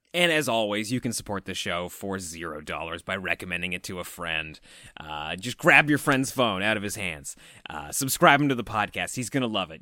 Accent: Canada; as Canadian horror fans

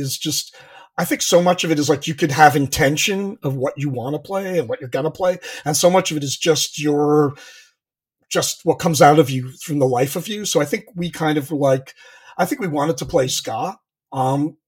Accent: Long Island, New York, United States; moved away as an adult; I'm originally from Long Island

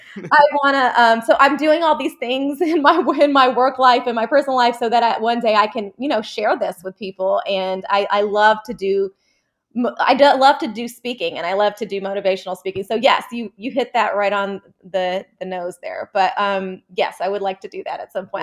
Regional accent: Atlanta, Georgia, United States; also born or lived in Jordan; I was born in Jordan, and we moved to Atlanta when I was five, and I've been living here ever since

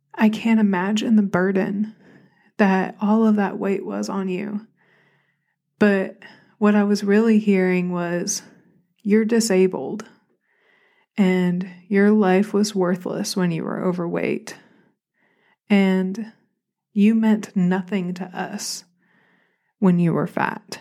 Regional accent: Arkansas, United States; accent: Southern; also born or lived in Buffalo, New York; I've always just felt like the random relative in Arkansas that didn't belong

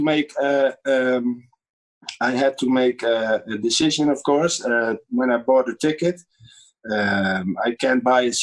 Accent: Netherlands

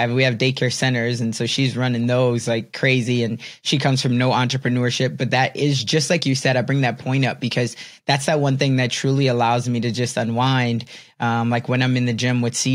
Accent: Chicago, Illinois, United States; I'm from Chicago

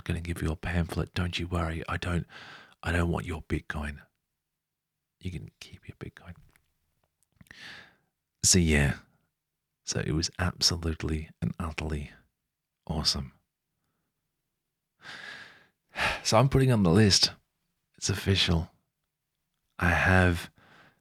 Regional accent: Melbourne, Victoria, Australia; I come from Melbourne and we're a little obsessive about our coffee

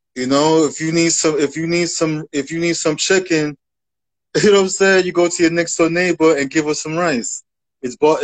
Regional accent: New York City, New York, United States; I'm from the Bronx, so I grew up you know, as a rap fan

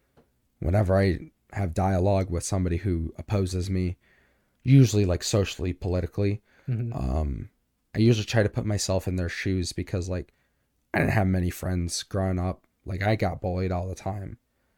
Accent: United States; I'm not from the South, but I definitely grew up in the whole like, well, I have a gun and I'm right because I'm American.

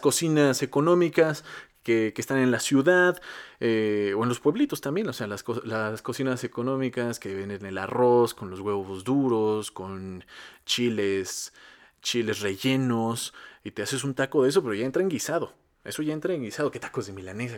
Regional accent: Mexico; Cómo me encanta ser mexicano, qué sabroso es ser mexicano

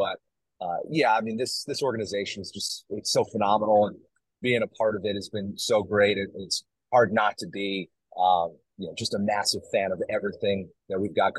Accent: New York, United States; moved away as an adult; also born or lived in Philadelphia area; now in Philadelphia, United States; I'm originally from New York, born and raised in New York, and I was in college baseball for just about a decade, and it kind of took me all over the place, you know, just going from job to job, and I landed in the greater Philadelphia

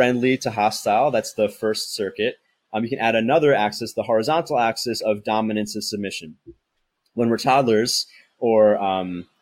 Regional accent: United States; now in Thailand; I'm American

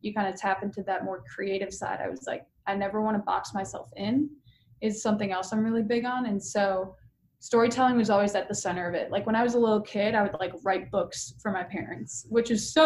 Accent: Hartland, Wisconsin, United States; Lived in my hometown of Heartland, Wisconsin

